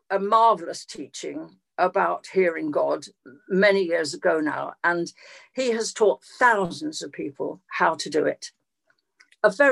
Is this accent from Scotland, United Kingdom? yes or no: no; London, United Kingdom; moved away as an adult; now in East Anglia, United Kingdom; I was born in London in 1944 in an air raid